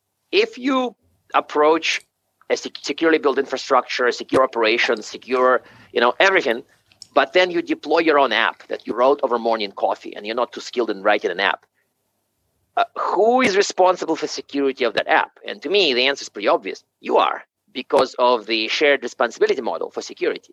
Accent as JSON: {"language": "English", "region": "Siberia", "country": "Russia", "tie": "born or raised there", "moved": "yes", "said": "I was actually born in Siberia"}